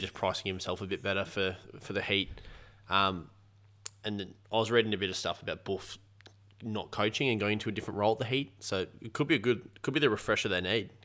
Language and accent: English; Australia; an Australian and cricket fan